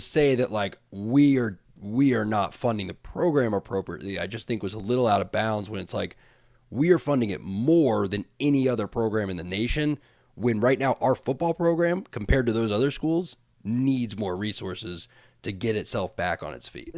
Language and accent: English; Tallahassee, Florida, United States; a kid from Tallahassee, Florida